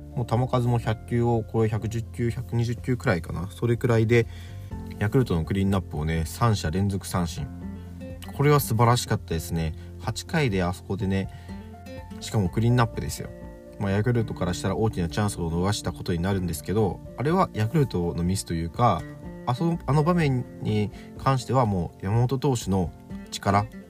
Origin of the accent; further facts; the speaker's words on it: Fukuoka, Japan; 地元の福岡